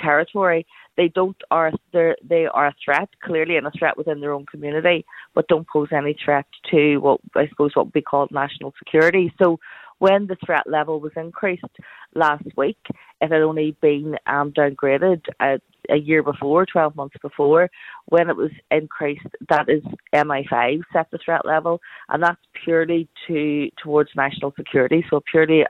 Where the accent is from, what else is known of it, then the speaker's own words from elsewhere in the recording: Belfast, Northern Ireland, United Kingdom; I came from West Belfast, a place I grew up surrounded in violence